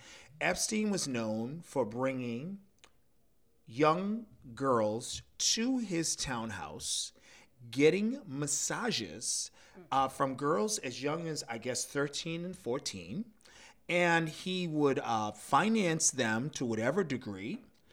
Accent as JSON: {"language": "English", "country": "United States", "said": "as an American growing up"}